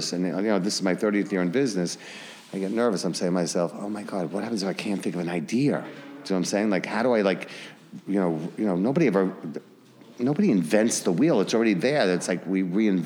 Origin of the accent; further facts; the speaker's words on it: Hicksville, New York, United States; also born or lived in West Village, Manhattan; I grew up in Hicksville, Long Island